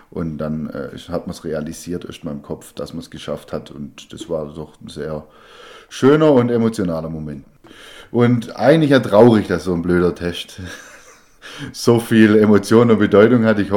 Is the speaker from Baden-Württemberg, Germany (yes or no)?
yes; Baden-Württemberg, Germany; Ja, als Schwabe äh, kauft man keine Spätzle, sondern macht sie selber.